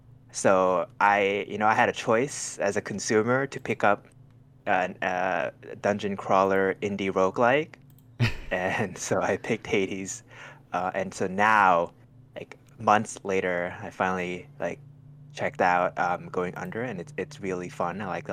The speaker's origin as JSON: {"language": "English", "country": "Thailand", "tie": "born or raised there", "moved": "yes", "lives_now": "Northern California, United States", "said": "I grew up in Thailand."}